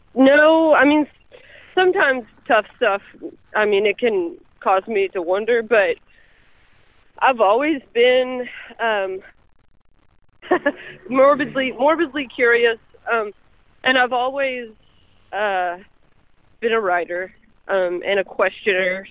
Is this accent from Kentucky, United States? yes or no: yes; Kentucky, United States; I am from Kentucky